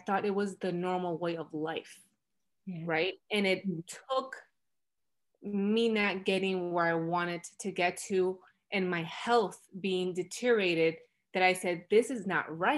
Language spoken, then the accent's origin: English; Florida, United States; now in Los Angeles, United States; I'm originally from Florida, and now I currently reside in Los Angeles, California